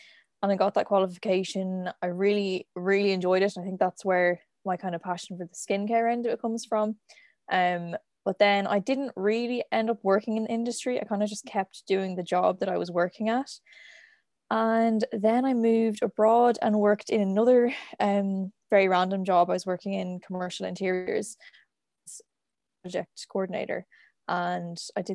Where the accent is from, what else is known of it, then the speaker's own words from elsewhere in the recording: Dublin, Leinster, Ireland; I'm from Dublin